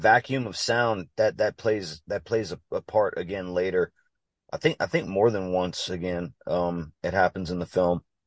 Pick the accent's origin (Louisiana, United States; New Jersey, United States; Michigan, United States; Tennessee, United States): Louisiana, United States; I'm from Louisiana